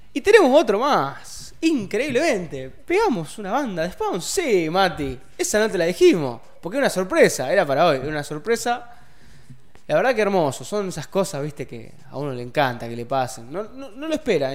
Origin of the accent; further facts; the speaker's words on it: Rosario, Santa Fe, Argentina; yo soy de Rosario, no soy de Funes